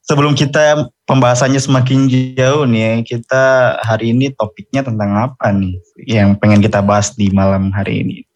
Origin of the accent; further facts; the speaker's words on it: Jayapura, Papua, Indonesia; Oke, jadi gue asalnya dari Jayapura. Tahu nggak nih Jayapura di mana tuh?